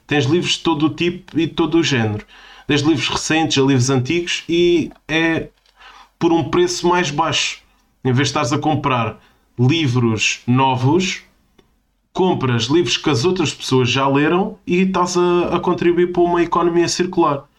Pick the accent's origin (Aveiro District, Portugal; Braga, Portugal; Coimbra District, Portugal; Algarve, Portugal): Algarve, Portugal; Portimão; moved away; uma terrinha perto da minha terrinha, que é Portimão